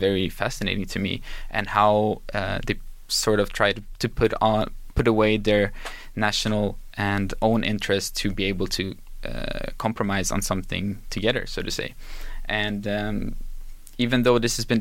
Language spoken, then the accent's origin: English; Helsingborg, Skåne, Sweden; I was born and raised in Helsingborg, which is a small city in the south part of Sweden